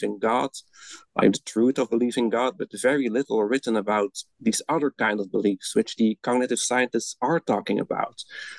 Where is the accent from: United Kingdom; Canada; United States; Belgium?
Belgium; English is a second language; moved away as an adult; now in Netherlands